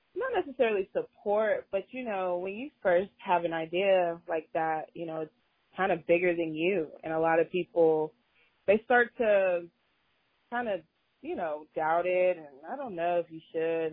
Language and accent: English; Austin, Texas, United States; moved away as an adult; now in Houston, United States; I'm originally from Austin. I came out to Houston for college